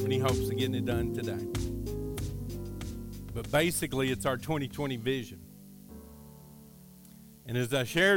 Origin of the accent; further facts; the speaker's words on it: Kentucky, United States; I grew up in Kentucky, and we were kind of out in the country, very, very rural